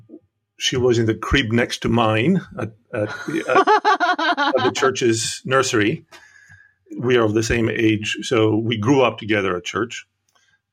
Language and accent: English; Athens, Attica, Greece; moved away as an adult; also born or lived in Chicago; I was born and raised in Greece, in Athens